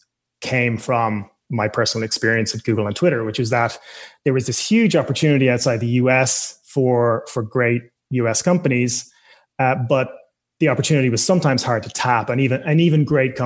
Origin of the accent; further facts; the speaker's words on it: Ireland; also born or lived in United States / United Kingdom; I was born and raised in Ireland, studied engineering, electrical engineering here